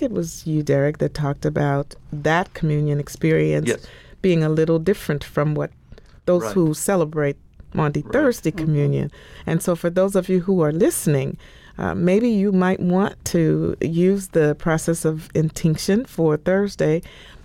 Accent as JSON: {"language": "English", "town": "New Orleans", "region": "Louisiana", "country": "United States", "tie": "born or raised there", "said": "I grew up in New Orleans. I grew up in the Ninth Ward"}